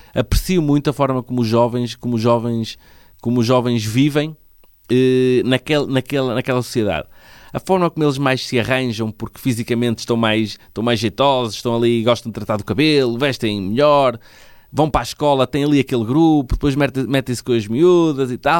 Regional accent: Vila Nova de Famalicão, Norte, Portugal; now in Vila do Conde, Portugal; Sou de Joane

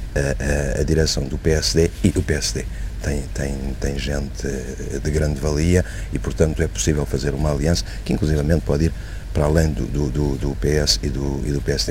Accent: Portugal; Como português

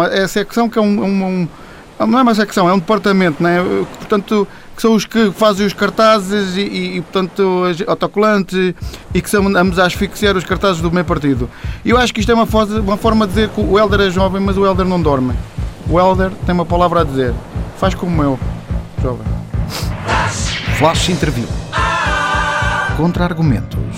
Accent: São Pedro do Sul, Viseu, Portugal; now in Viseu, Portugal; sou de São Pedro do Sul, mas agora neste momento estou a residir em Viseu.

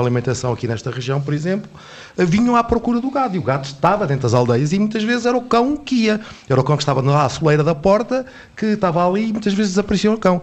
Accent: Covilhã, Centro, Portugal; moved away; na minha terra, que eu sou da hum. Covilhã

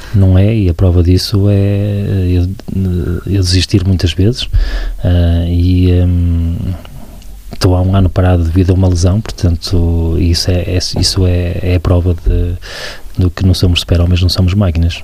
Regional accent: Barcelos, Norte, Portugal; Sou de Barcelos

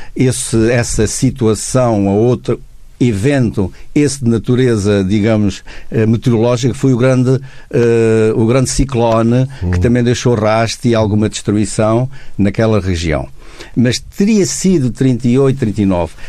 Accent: Comenda, Alentejo, Portugal; moved away; 10 km da minha terra

